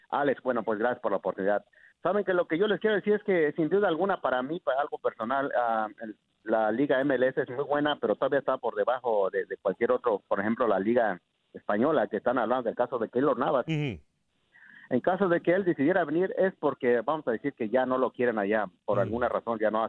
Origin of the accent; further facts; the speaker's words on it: Mexico; yo como mexicano me encantaría verlo en la Liga Mexicana